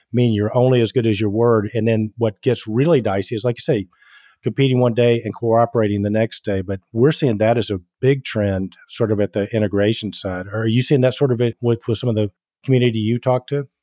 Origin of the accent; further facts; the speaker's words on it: Atlanta, Georgia, United States; accent: Southern; I'm born and raised in Atlanta, Georgia.